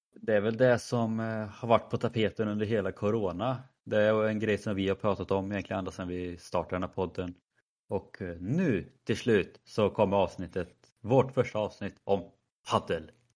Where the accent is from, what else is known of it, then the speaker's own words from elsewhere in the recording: Värsås, Västra Götaland, Sweden; also born or lived in Skövde; min hemby Versos